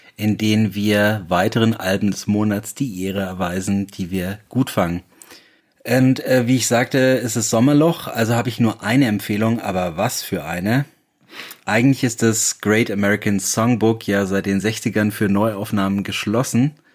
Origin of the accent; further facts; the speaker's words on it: Bayreuth, Bavaria, Germany; in meiner Heimatstadt Bayreuth